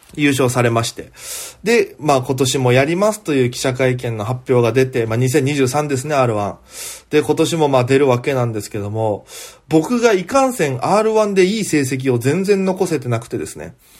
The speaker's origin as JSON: {"language": "Japanese", "town": "Itoman", "region": "Okinawa", "country": "Japan", "tie": "born or raised there", "moved": "as an adult", "said": "糸満の米酢、僕もですよ"}